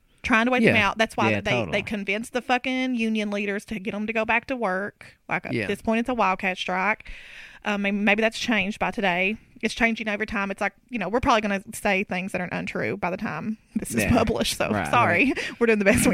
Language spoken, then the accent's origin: English; Harlan County line, Kentucky, United States; I grew up on the Harlan County line